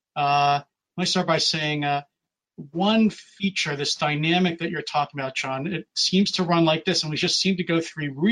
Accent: Philadelphia, Pennsylvania, United States; being a Philadelphian myself

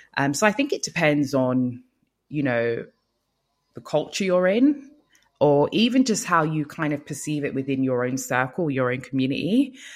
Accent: Nigeria; moved away; also born or lived in Lagos; I'm from Nigeria, so um, I worked in Lagos for five years

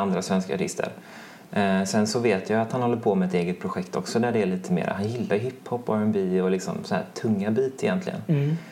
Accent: Mölnlycke, Västra Götaland, Sweden; jag är både uppvuxen i Mölnlycke och gått i skolorna i Mölnlycke

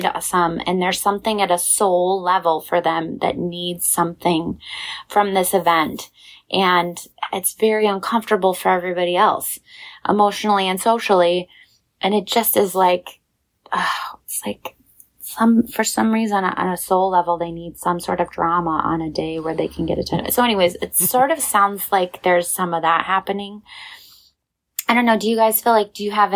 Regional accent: Colorado, United States; I'm from Colorado

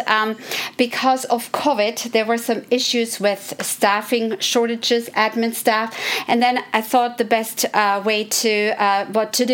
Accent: Germany; moved away as an adult; also born or lived in Philadelphia, Pennsylvania, United States; now in United States; I grew up in Germany

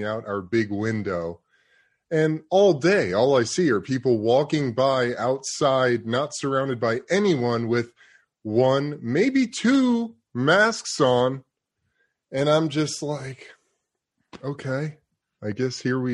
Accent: New York City, New York, United States; moved away; also born or lived in Los Angeles; I've lived in LA for a lot of my life. I'm from New York City

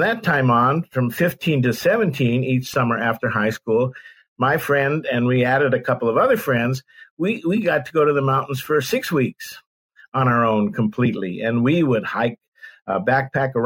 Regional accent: San Francisco Bay Area, California, United States; I grew up in the San Francisco Bay Area.

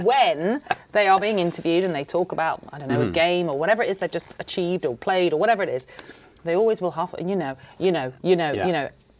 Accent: England, United Kingdom; I'm English and I am an England fan.

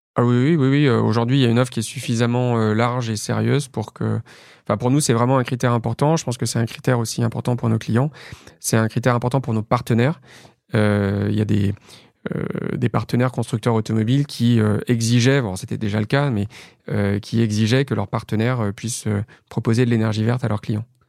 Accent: Lyon, Auvergne-Rhône-Alpes, France; moved away as an adult; also born or lived in Paris; j'ai grandi dans la banlieue est de Lyon. et voilà, je suis resté à Lyon jusqu'à mes 20 ans

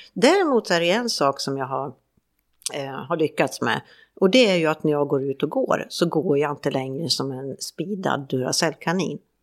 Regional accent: Färjestad, Värmland, Sweden; moved away; hemma i Färjestad

